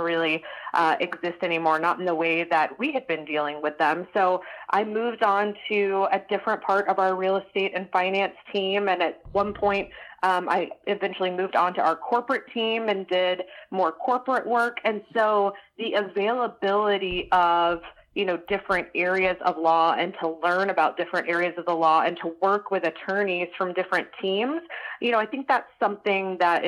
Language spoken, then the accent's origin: English; Atlanta, Georgia, United States; also born or lived in Gainesville, Florida; I grew up right outside of Atlanta.